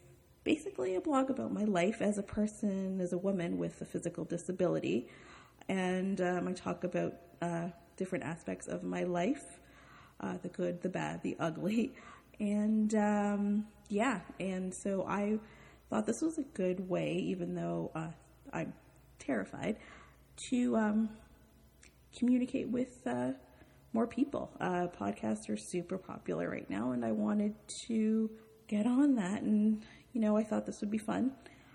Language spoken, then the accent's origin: English; Toronto, Ontario, Canada; I'm from Toronto, Canada